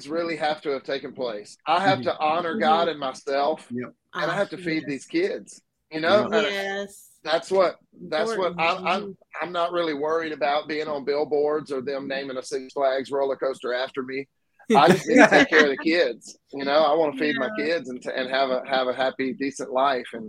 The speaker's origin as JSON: {"language": "English", "region": "Mississippi", "country": "United States", "tie": "born or raised there", "said": "I grew up in Mississippi"}